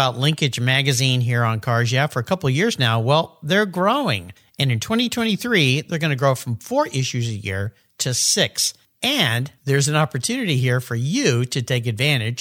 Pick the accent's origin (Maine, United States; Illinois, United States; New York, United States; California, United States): California, United States; Southern; when I was a kid growing up in Southern California